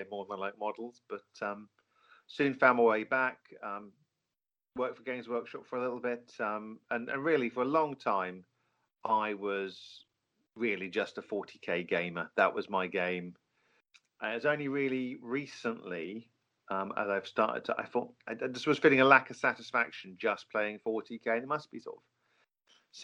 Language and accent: English; Norfolk, East of England, United Kingdom; growing up in Norfolk